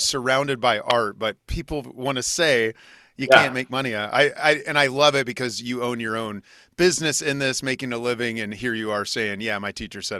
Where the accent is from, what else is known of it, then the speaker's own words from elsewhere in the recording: Junction City, Kansas, United States; I grew up in Junction City, Kansas.